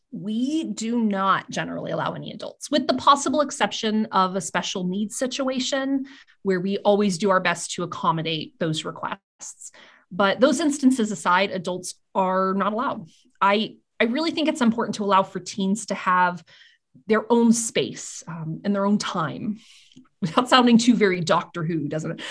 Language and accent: English; Eskridge, Kansas, United States; also born or lived in Great Bend, Kansas; my hometown library that I grew up with since I moved to my small town of Eskridge, Kansas when I was, like, five